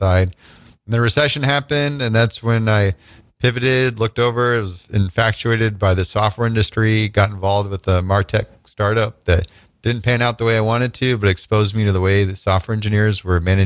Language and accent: English; small town Nebraska, United States; moved away as an adult; also born or lived in Chicago, Illinois / Illinois; I was born in Chicago, but actually grew up in small town Nebraska from the time I was 3 till 19